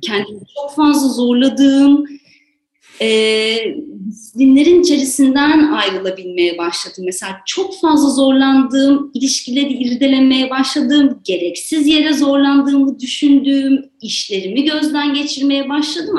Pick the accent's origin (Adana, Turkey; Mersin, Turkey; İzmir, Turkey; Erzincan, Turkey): İzmir, Turkey; moved away as an adult; also born or lived in Ankara / Istanbul; now in Ordu, Turkey; Zaten İzmirliyim işte. İzmir'de büyüdüm, üniversiteyi orada okudum